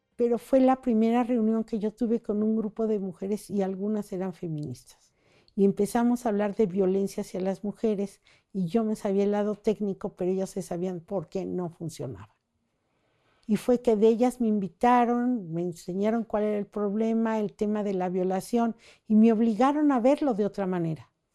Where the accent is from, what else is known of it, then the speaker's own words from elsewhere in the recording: Mexico City, Mexico; moved away as an adult; now in Chiapas, Mexico; Yo soy de la Ciudad de México